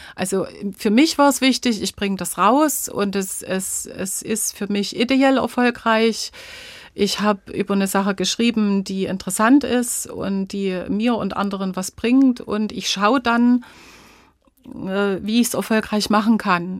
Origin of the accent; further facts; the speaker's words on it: Döbeln, Saxony, Germany; Zu Hause fühle ich mich in unserem Haus, in meiner Heimatstadt Döbeln, in Sachsen natürlich